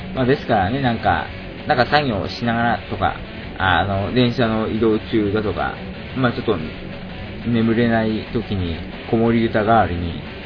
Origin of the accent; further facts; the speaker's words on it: Shizuoka, Japan; now in Tokyo, Japan; 私の出身地、静岡県